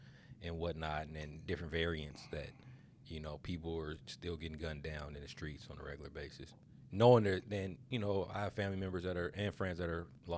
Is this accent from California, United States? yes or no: yes; Los Angeles, California, United States; that's how I grew up in South Central, man.